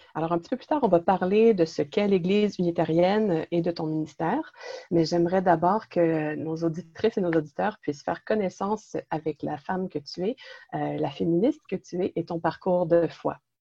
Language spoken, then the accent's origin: French; Quebec, Canada; accent: Québécois; also born or lived in Montreal; je suis d'origine italienne, née au Québec et je vis et je travaille dans la région de Montréal